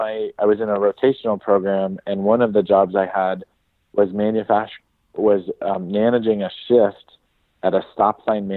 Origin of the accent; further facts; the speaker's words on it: Piedmont, California, United States; also born or lived in Pasadena, California / Santa Monica, California; So when I was young, I grew up in Piedmont, California, which is in the East Bay, outside of San Francisco.